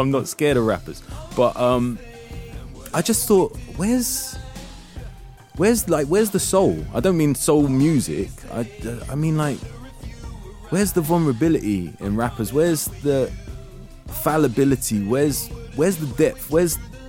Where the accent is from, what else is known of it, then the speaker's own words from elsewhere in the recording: London, United Kingdom; being a Londoner and being mixed race